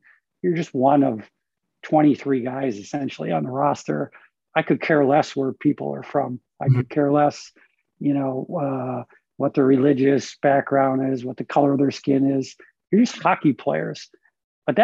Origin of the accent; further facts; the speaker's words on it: Rhode Island, United States; I grew up in Rhode Island, East Coast time zone.